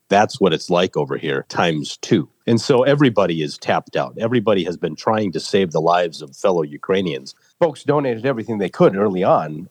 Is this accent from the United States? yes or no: yes; rural Minnesota, United States; also born or lived in Seoul, South Korea; brought to America at age eight months. So on March 5th of 1982, I landed at Minneapolis St. Paul International Airport and was adopted by the Lindquist family in rural Minnesota on a farm